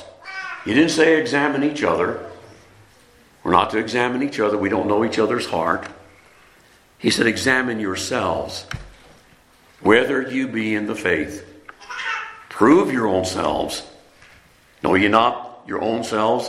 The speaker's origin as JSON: {"language": "English", "country": "France", "tie": "born or raised there", "also_born_or_lived": "Keflavik, Iceland / Columbus, Mississippi", "moved": "yes", "said": "I was born in France"}